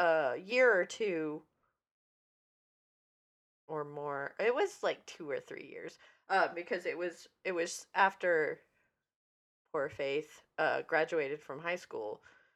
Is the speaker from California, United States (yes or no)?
no; Vermont, United States; where I grew up in Vermont, there was a cow college